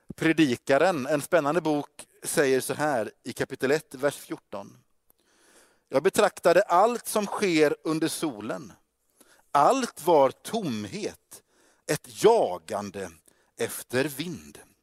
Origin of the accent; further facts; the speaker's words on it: Gothenburg, Västra Götaland, Sweden; also born or lived in Stockholm; jag är från Göteborg